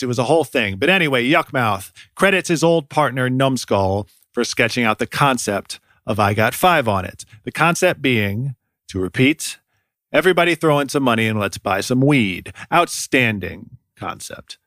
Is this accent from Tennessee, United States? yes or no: no; Ohio, United States; moved away as an adult; also born or lived in Oakland, California; I grew up mostly in Ohio and live here again now, but I moved to Oakland, California in two thousand three